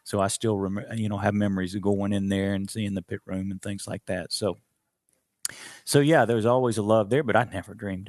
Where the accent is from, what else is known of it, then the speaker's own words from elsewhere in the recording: Florence, Alabama, United States; I grew up in Florence, Alabama, and that is still North Alabama